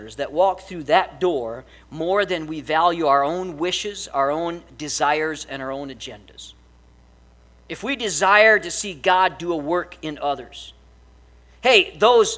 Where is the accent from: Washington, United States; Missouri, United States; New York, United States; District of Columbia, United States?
Missouri, United States; I'm from the far country of Missouri